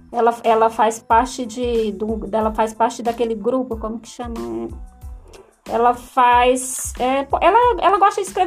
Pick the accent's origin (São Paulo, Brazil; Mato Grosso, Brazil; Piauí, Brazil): Piauí, Brazil; Pedro II; Eu sou de Pedro II, Piauí.